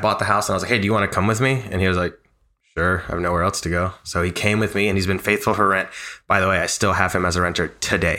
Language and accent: English; Nashville, Tennessee, United States; Born and raised in Nashville, bilingual, college degree